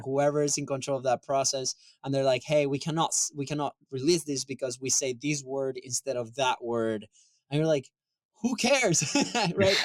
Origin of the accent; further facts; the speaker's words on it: Venezuela; moved away; I'm from Venezuela originally